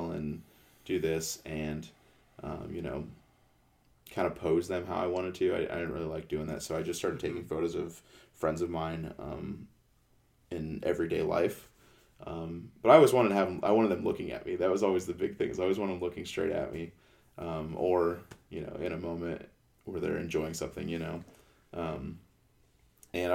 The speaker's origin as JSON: {"language": "English", "town": "Canton", "region": "Ohio", "country": "United States", "said": "I'm from Canton, Ohio"}